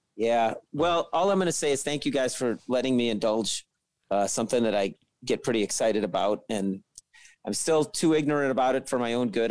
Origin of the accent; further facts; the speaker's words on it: Chicago, Illinois, United States; I'm a trumpet player and I'm from Chicago